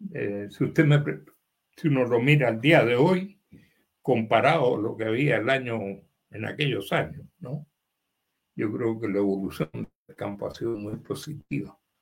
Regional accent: Valparaíso, Chile; also born or lived in Santiago, Chile / Davis, California, United States / Limache, Chile; yo viví con ellos en mi juventud temprana, hasta los 12 años por ahí, cuando estudié en la escuela italiana en Valparaíso

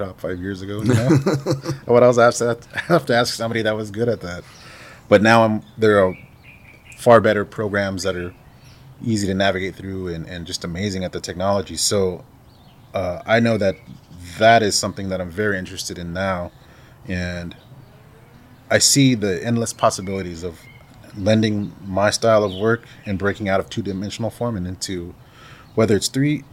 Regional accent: Salt River, Arizona, United States; I've been actively involved in trying to work in my community that I grew up in here in Salt River

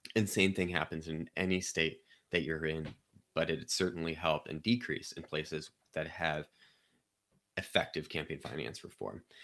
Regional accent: Chesterfield, Missouri, United States; I grew up in Saint Louis County in Chesterfield.

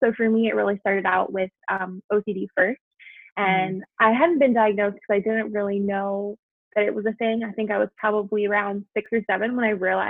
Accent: Taiwan; moved away; also born or lived in New York, United States; And I was born here in New York, and then my family actually moved when I was 7 years old. So we moved to Taiwan, which is the first international move that we ever did.

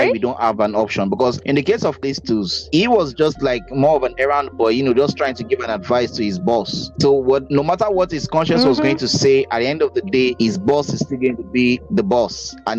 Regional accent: Nigeria

